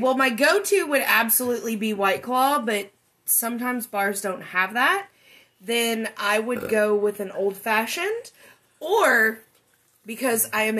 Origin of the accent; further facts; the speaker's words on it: Kentucky, United States; I am from Kentucky, born and raised. I am a Kentucky lady.